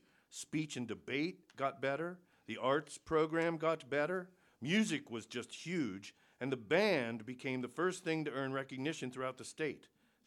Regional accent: Triadelphia, West Virginia, United States; because I'm still from Triadelphia and they're still from Warwood and Wheeling.

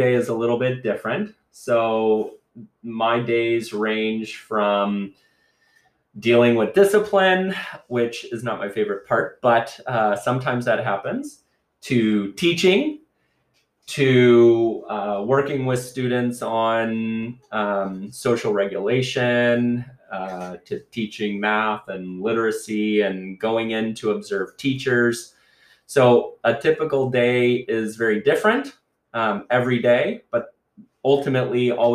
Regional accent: United States; moved away as an adult; now in Canada; I am not Canadian. I am a U.S. citizen

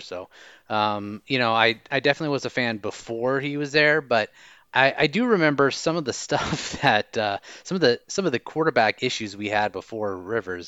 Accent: Orange County, Southern California, United States; now in Costa Rica; I am originally from Southern California in Orange County, so I've been uh, a local Charger fan there in the states

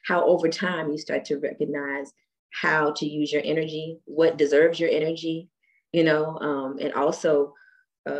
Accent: Washington, District of Columbia, United States; also born or lived in Germany; growing up in Washington, D.C., after returning from being in Germany

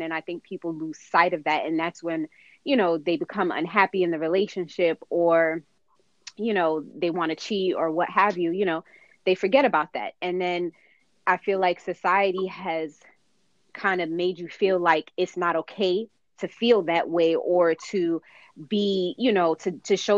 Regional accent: New York City, New York, United States; I'm a native New Yorker, born and raised in Manhattan, in El Barrio

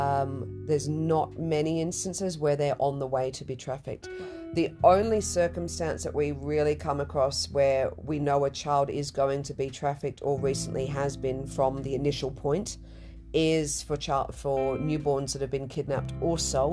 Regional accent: Kenya; And I'm a Kenyan.

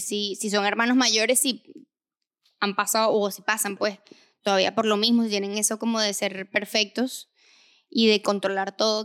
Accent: Venezuela; moved away; Nosotros somos de Venezuela. Venimos de una sociedad machista.

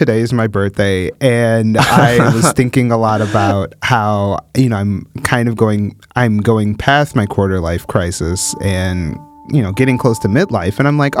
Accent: Midwest, United States; because I am from the Midwest and, you know, the Rust Belt is very close.

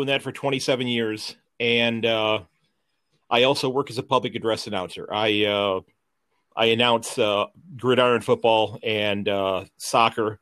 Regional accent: Sandusky, Ohio, United States; I'm born and raised in Sandusky, Ohio

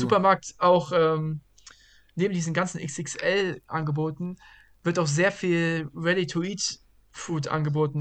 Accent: Bad Vilbel, Hesse, Germany; moved away as an adult; also born or lived in Brazil; now in Lancaster, United States; nach Hause, nach Vilbel, meine Heimat

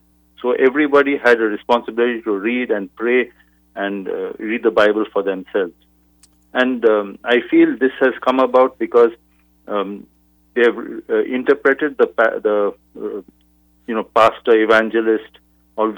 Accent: India; moved away as an adult; now in Chicago, United States; I feel I've been in the U.S. for 24 years, and now I'm an American. I grew up in India.

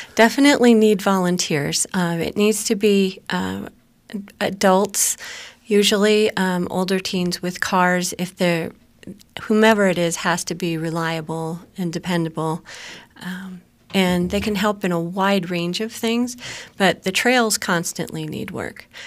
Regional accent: Susquehanna County, Pennsylvania, United States; moved away as an adult; also born or lived in New York City / New Jersey; I grew up in Susquehanna County, uh, moved away at college, lived a, um, in several cities, and actually got to move back here, um, in two thousand and four

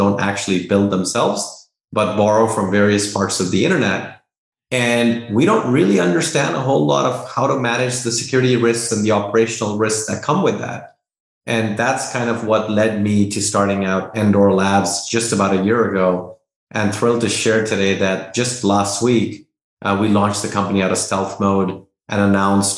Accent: Dehradun, Uttarakhand, India; moved away as an adult; also born or lived in Delhi; now in United States; I was born in Delhi, grew up in Dehradun, did my schooling there, moved to the US and did my undergrad in computer science

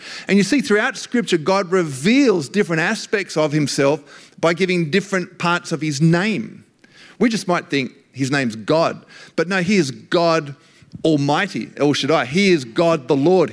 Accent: Australia; being Australian

